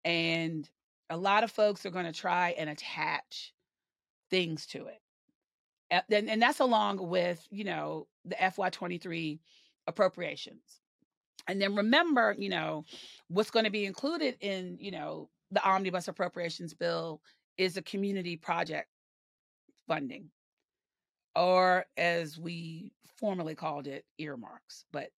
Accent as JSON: {"language": "English", "region": "the South", "country": "United States", "said": "because I'm a Southerner and I'm proud to be a Southerner. But those of us in the South, we call people touched."}